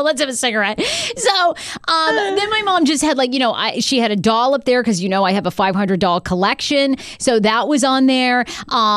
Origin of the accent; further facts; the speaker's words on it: Maine, United States; now in Washington, D.C., United States; when I grew up in Maine, there was nothing to do but go to pit parties